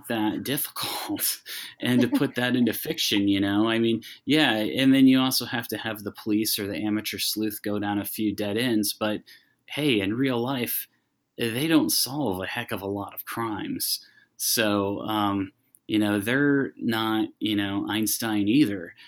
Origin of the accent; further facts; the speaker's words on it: Iowa, United States; moved away; I'm from Iowa originally